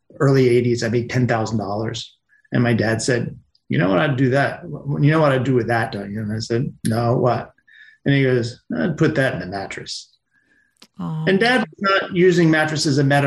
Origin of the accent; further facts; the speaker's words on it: Pennsylvania, United States; Working in Pennsylvania in the wintertime, construction or even milking cows